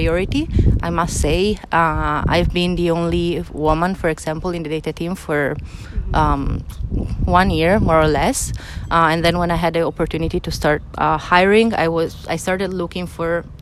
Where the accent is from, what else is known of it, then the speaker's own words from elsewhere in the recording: Italy; moved away as an adult; now in Barcelona, Spain; I'm come from Italy, and I moved in sunny Barcelona to work at TypeForm